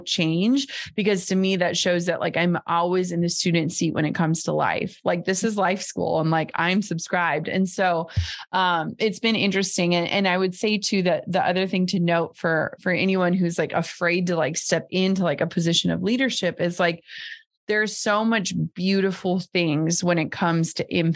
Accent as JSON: {"language": "English", "region": "Minnesota", "country": "United States", "tie": "born or raised there", "said": "I grew up in Minnesota where everyone wears 18 layers and mukluks."}